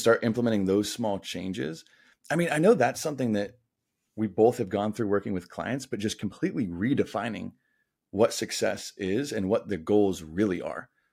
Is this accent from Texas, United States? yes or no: no; Denver, Colorado, United States; moved away as an adult; also born or lived in Atlanta / San Diego; grew up in Denver, my hometown